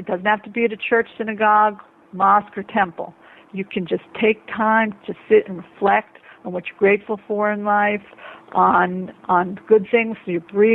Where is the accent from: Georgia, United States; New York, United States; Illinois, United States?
New York, United States; I'm speaking as a New Yorker